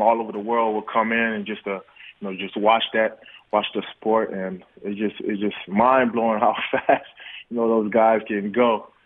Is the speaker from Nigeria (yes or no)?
yes; Nigeria; moved away; I was born in Nigeria